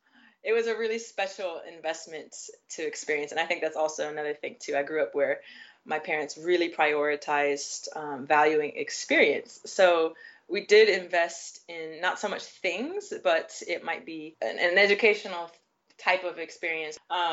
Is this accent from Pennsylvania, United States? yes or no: no; Nashville, Tennessee, United States; now in Asia; So yeah, I'm originally from the U.S., Nashville, Tennessee, and I don't think you'll find much of a southern accent when I'm speaking, but that's exactly where I am from.